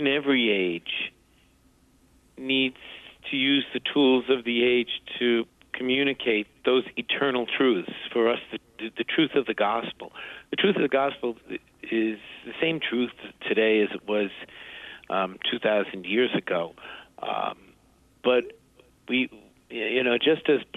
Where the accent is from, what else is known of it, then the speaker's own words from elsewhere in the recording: Long Island, New York, United States; also born or lived in Bronx, New York; I was born in the Bronx, but very early on, when I was about 6 years old, my family moved out to Long Island, the South Shore of Long Island, and I essentially grew up there